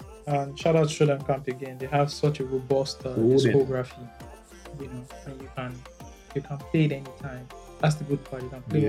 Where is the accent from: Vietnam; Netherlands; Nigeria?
Nigeria; as a Nigerian today.